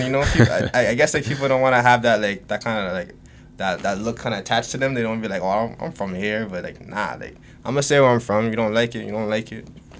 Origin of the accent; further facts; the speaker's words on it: Ajax, Ontario, Canada; also born or lived in Scarborough, Toronto; So I grew up in Scarborough, and then I moved out to like more like further in the East, maybe around like grade like 6, so around that time, and I've been out there ever since. So that's really pretty much like my upbringing. I've been in the East End since birth